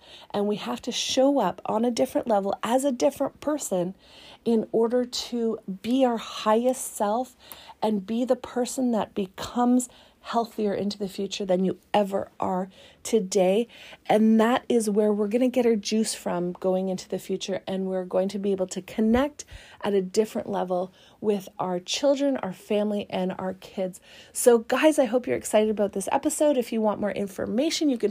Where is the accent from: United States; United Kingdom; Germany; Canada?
Canada; as a Canadian